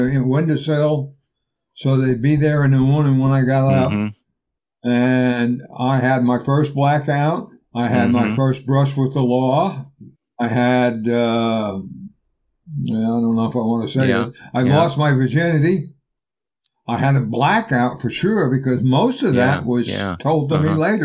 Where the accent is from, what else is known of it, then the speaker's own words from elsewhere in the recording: New Orleans, Louisiana, United States; also born or lived in Brownsville, Texas; When we moved to New Orleans from Brownsville